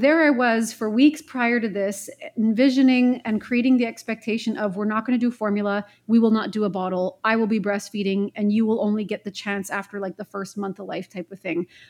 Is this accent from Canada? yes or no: yes; Montreal, Quebec, Canada; moved away as an adult; also born or lived in Vancouver, British Columbia; I'm born and raised in Montreal, Quebec, Canada